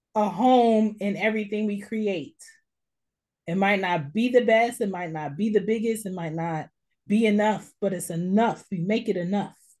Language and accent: English; United States; we are American Black people